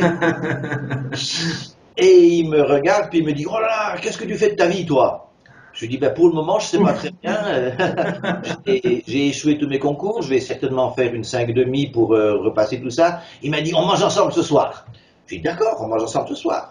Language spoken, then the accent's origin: French; Switzerland; moved away; also born or lived in San Francisco, United States / California, United States; je suis né en Suisse de mère suissesse